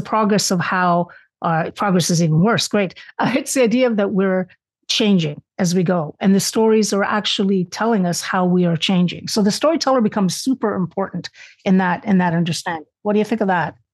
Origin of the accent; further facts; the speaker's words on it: Canada; also born or lived in Spain; I was born in Spain. I immigrated to Canada.